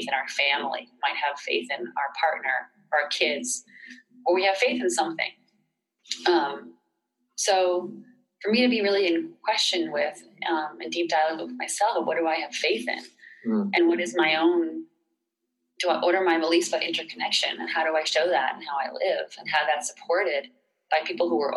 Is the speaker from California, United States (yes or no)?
no; Boston, Massachusetts, United States; moved away as an adult; also born or lived in North Carolina; growing up in Boston.